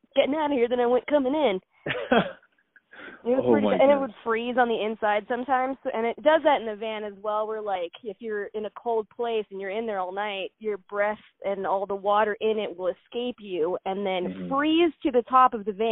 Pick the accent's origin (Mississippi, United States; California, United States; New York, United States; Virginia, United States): California, United States; Fairfield; moved away as an adult; also born or lived in Glendora, California / Santa Cruz, California / Oakland, California / Southwest US; I was born in Glendora, and then they moved to Fairfield, California. Do you know where that is? It's kind of near Napa area.